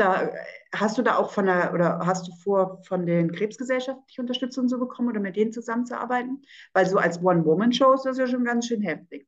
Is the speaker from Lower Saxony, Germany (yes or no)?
yes; Oldenburg, Lower Saxony, Germany; meiner Heimatstadt Oldenburg